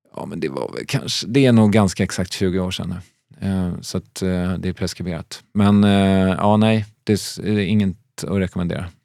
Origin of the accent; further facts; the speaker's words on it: Strängnäs, Södermanland, Sweden; also born or lived in Stockholm; now in Malmö, Sweden; Jag är uppvuxen i Strängnäs